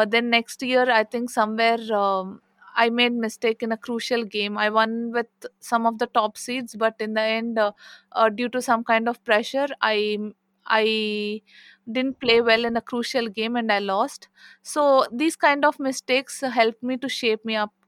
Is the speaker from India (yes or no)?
yes; India; I'm from India